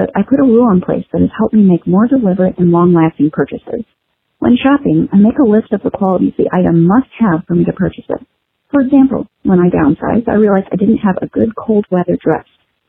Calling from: Chicago, Illinois, United States; from Chicago, and this tip is for Gina from episode 202

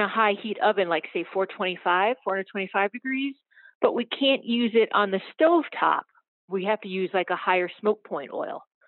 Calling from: Maryland, United States; I'm calling from, uh, Maryland, in between Baltimore and D C

